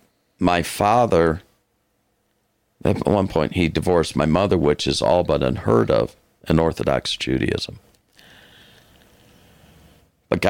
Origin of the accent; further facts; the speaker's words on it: Detroit, Michigan, United States; now in Fort Worth, United States; I was born and raised in Detroit